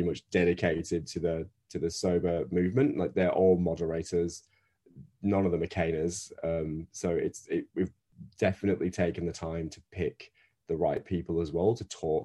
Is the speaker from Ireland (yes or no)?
no; Northern Britain, the north of England, United Kingdom; accent: Northern British; now in Australia; as you can tell by my accent, I'm Northern British.